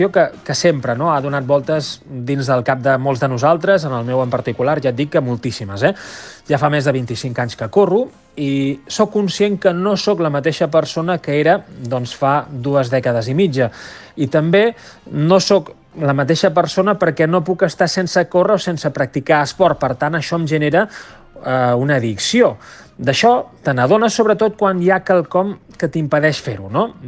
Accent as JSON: {"language": "Catalan", "town": "Barcelona", "region": "Catalonia", "country": "Spain", "said": "tot i que sóc de, de Barcelona, tinc una casa a Vidrà i tinc un, un vincle molt estret amb tot el territori del Bisaure"}